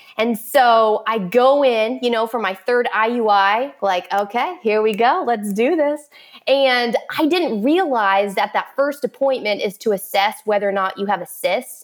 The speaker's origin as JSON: {"language": "English", "town": "Orlando", "region": "Florida", "country": "United States", "tie": "born or raised there", "said": "I was born and raised in Orlando, Florida, which is where I currently live"}